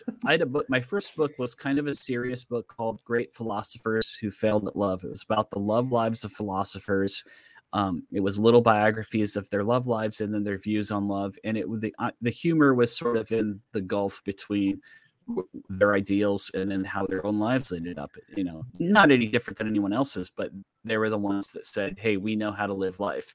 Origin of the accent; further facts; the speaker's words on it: Midwest, United States; I'm from the Midwest